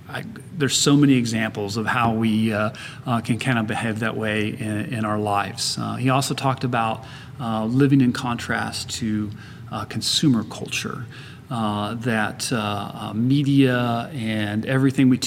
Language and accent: English; Kansas City, Missouri, United States; now in San Antonio, United States; I went to university in a first locally where I grew up in Kansas City